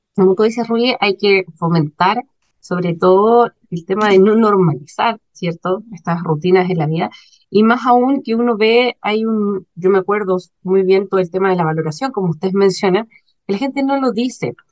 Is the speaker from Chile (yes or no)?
yes; Chile; como chilenos y chilenas